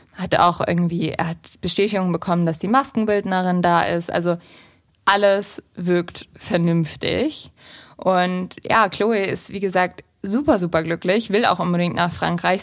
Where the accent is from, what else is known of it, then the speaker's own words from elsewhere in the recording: the North, Northern Germany, Germany; moved away; in meiner Heimat im Norden